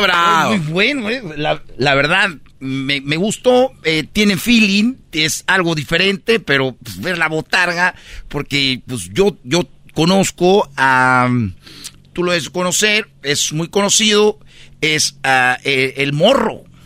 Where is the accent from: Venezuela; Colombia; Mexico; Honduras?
Mexico; Jiquilpan, Michoacán; mi pueblo, Jiquilpan